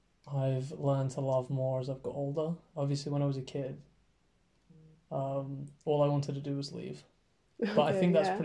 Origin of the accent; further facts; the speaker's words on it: Worthing, South East England, United Kingdom; also born or lived in Shoreham-by-Sea; I grew up in Worthing. I went to school in Worthing.